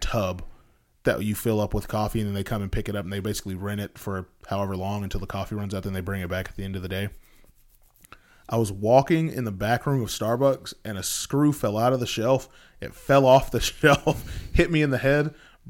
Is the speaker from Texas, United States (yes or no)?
yes; Texas, United States; I say both, but most of the time, it's a tech... I'm from Texas, so